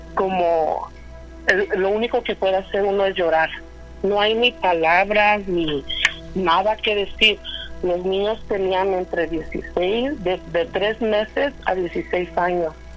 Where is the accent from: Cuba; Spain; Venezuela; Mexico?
Mexico; Mexico City; somos de Iztapalapa